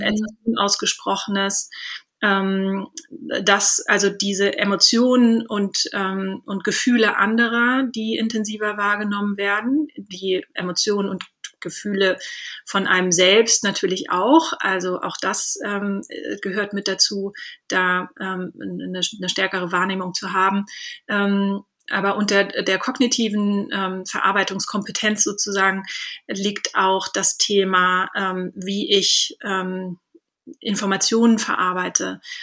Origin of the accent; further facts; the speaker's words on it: Southern Germany, Germany; moved away; also born or lived in England; ich komme ursprünglich auch aus Süddeutschland